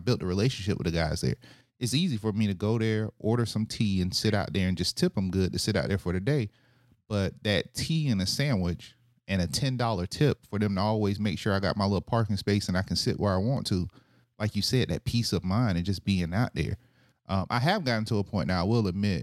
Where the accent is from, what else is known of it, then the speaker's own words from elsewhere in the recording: Panama City, Florida, United States; now in Deerfield Beach, United States; growing up in Panama City